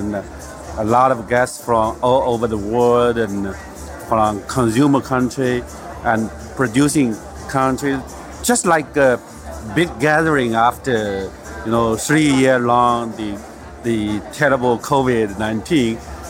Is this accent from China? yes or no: yes; Zhejiang, China; Yeah, I'm coming from China. Yeah, the part of Zhejiang province. I think the capital of China, the world green tea. Yeah, the capital of green tea.